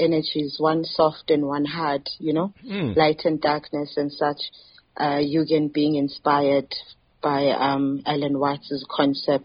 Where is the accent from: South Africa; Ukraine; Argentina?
South Africa; Eastern Cape; I'm from the Eastern Cape of South Africa